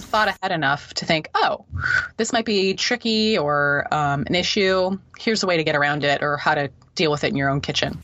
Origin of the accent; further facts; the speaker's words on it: Midwest, United States; now in East Coast, United States; I live on, on the east coast of the US. I'm actually from the Midwest.